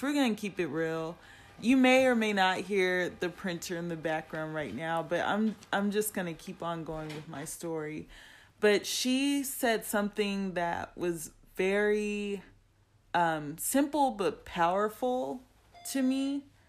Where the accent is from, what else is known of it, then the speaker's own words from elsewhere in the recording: Compton, California, United States; me being from Compton, California